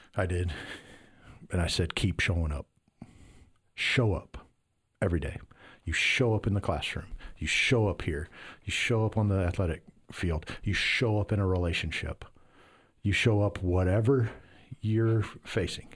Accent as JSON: {"language": "English", "region": "Iowa", "country": "United States", "moved": "yes", "said": "I'm from Iowa"}